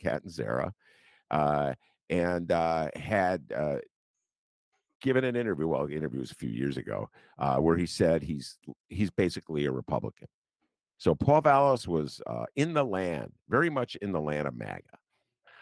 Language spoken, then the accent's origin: English; Evanston, Illinois, United States; I'm from Evanston